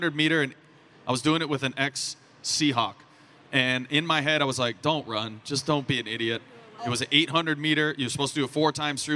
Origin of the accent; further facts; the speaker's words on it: Arizona, United States; I grew up in Arizona